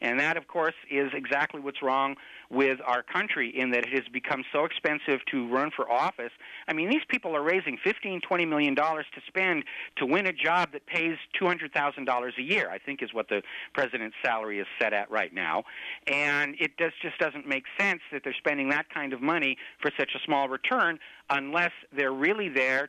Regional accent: United States; as an American

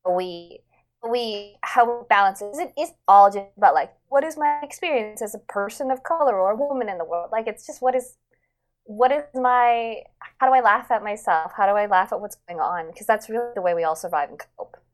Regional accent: Vancouver, British Columbia, Canada; growing up in Vancouver

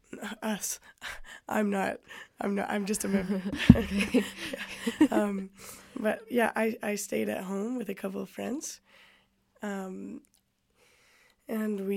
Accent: Whistler, British Columbia, Canada; also born or lived in Vancouver; I grew up in Whistler.

